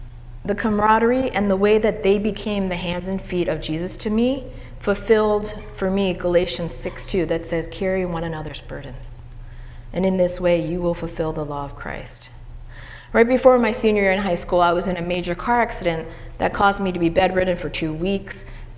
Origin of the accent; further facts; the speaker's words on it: Madison, New Jersey, United States; I was born in Jersey City, and I went to PS 11, Martin Luther King Jr. School. And in second grade, I moved to Madison, New Jersey.